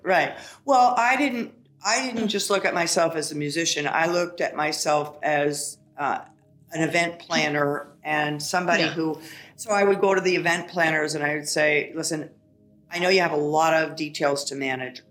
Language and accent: English; Ohio, United States; also born or lived in New York; now in Florida, United States; I'm from Ohio. We have so much snow there